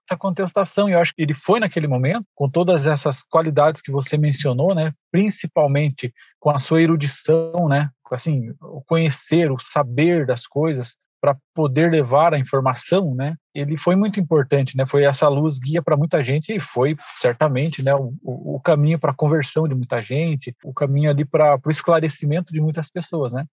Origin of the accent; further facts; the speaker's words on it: Irati, Paraná, Brazil; minha cidade onde eu nasci, que é uma cidade próxima aqui, chama Irati